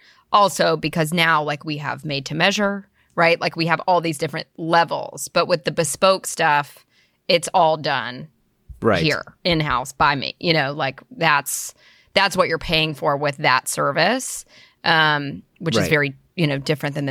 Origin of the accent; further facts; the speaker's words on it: Birmingham, Alabama, United States; now in Nashville, United States; I'm from Birmingham, Alabama, originally.